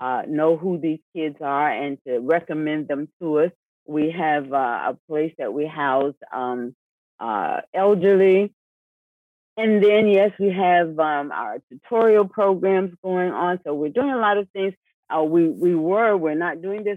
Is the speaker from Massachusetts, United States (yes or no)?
no; Miami, Florida, United States; I was born right here in Miami, Florida. Both Isaiah and I. So the community that we're in with the church, we know the community very well. We grew up in this community.